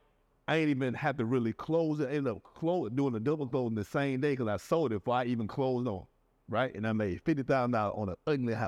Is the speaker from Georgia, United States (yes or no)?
yes; Atlanta, Georgia, United States; moved away; I'm from Atlanta. I'm from the outside